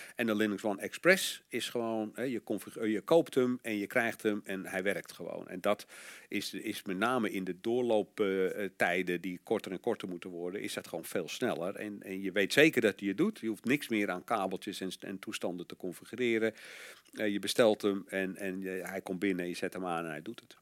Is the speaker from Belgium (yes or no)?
no; Netherlands; als Nederlander